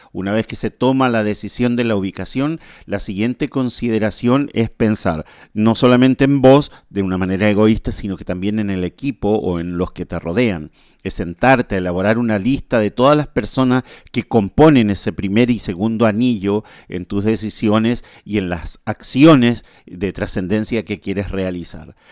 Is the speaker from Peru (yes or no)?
no; Chile; now in Asunción, Paraguay; desde Asunción paraguayo, soy chileno, nacido en Chile